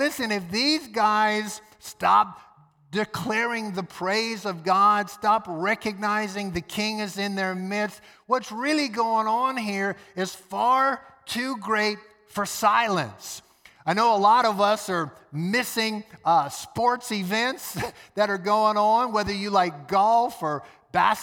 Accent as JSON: {"language": "English", "town": "New Orleans", "region": "Louisiana", "country": "United States", "tie": "born or raised there", "said": "Hurricane Katrina came sweeping through my hometown, New Orleans"}